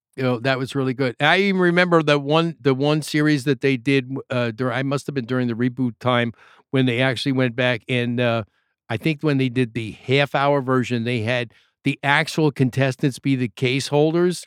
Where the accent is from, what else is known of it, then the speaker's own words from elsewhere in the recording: New York, United States; I'm from New York